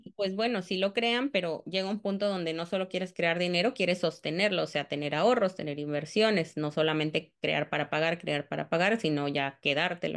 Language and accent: Spanish; Cancún, Quintana Roo, Mexico; also born or lived in Tamaulipas; Yo soy de Cancún y no estoy como muy, muy segura. Bueno, más bien llevo 30 años en Cancún, entonces pues soy prácticamente de Cancún